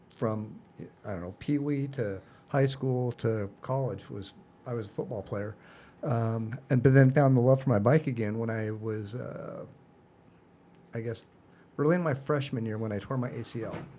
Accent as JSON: {"language": "English", "town": "Seattle", "region": "Washington", "country": "United States", "tie": "born or raised there", "said": "I am originally from Seattle. So, uh, born and raised in the Pacific Northwest"}